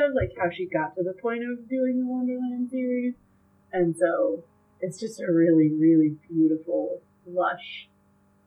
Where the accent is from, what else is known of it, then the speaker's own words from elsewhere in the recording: Fort Wayne, Indiana, United States; I'm from Fort Wayne